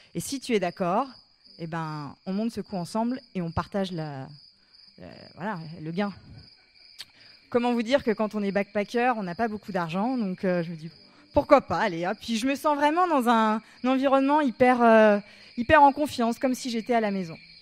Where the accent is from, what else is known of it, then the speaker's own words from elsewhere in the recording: Paris, Île-de-France, France; Je leur dis que je viens de Paris